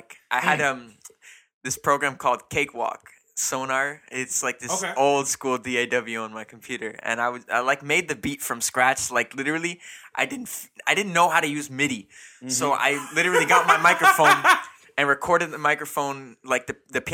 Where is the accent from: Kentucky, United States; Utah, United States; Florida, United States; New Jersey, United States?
Florida, United States; Miami Springs; I'm from Miami Springs, which is this little town right by the airport